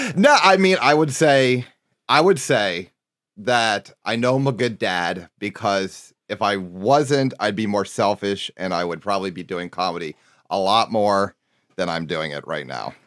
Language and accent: English; Harrisburg, Pennsylvania, United States; I grew up in Har- outside, a little bit outside Harrisburg. I mean, my, my address is Harrisburg, Pennsylvania.